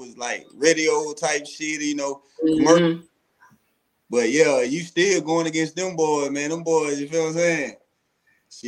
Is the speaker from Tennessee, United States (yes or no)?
yes; Chattanooga, Tennessee, United States; born or raised there